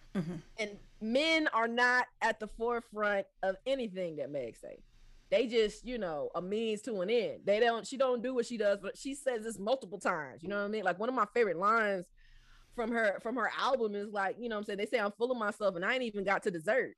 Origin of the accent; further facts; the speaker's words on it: Southwest Georgia, United States; also born or lived in DMV (Washington metropolitan area); growing up in Southwest Georgia